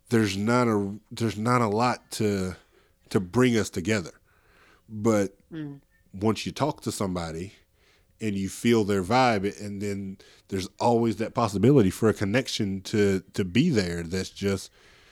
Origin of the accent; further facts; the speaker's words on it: Middle Tennessee, United States; I'm black man from Middle Tennessee